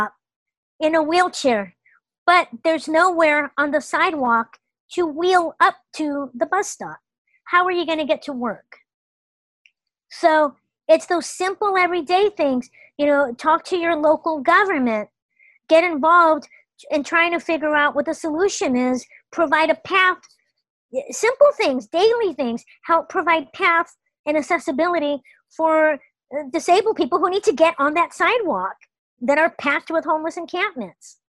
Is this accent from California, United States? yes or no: yes; Los Angeles, California, United States; my entire childhood, growing up in the Los Angeles public school system